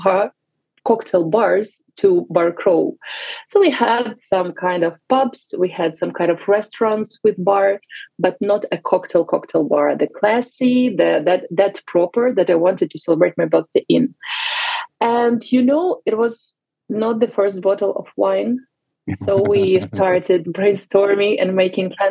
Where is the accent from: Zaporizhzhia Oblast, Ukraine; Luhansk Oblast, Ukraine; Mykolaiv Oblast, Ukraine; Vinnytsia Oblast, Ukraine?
Vinnytsia Oblast, Ukraine; Vinnytsia; moved away as an adult; now in Barcelona, Spain; I'm originally from Vinnytsia. Many people are confused. They think it's Venice, but it's Vinnytsia. It's like two hours of drive to drive from Kyiv. So it's in the central part of Ukraine. It's my hometown.